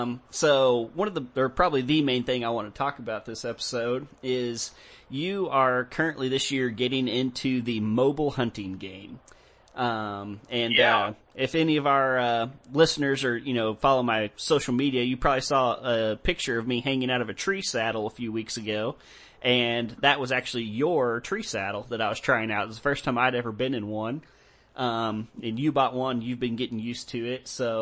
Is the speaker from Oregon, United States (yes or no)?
no; Texas, United States; growing up in Texas and stuff, Texas is very privatized. It's hard to find places to go deer hunting.